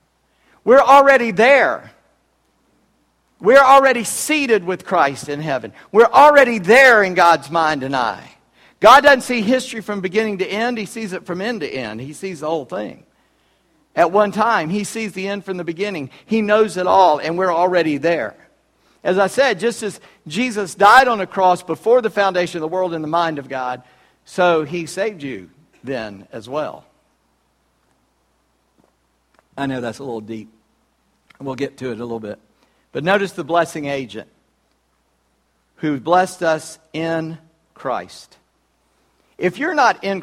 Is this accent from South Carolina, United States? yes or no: yes; Charleston, South Carolina, United States; I was born in Charleston, South Carolina, on July 21, 1959